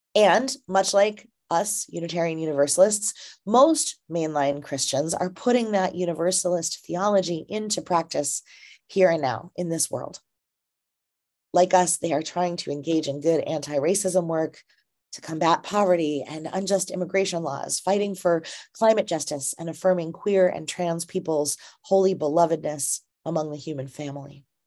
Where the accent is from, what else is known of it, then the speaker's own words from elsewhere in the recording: Minnesota, United States; my home state of Minnesota